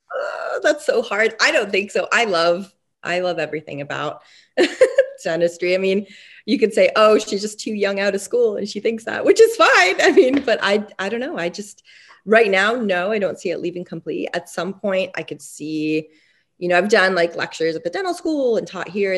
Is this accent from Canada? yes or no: yes; Canada; also born or lived in Montreal; I was born and raised in Canada.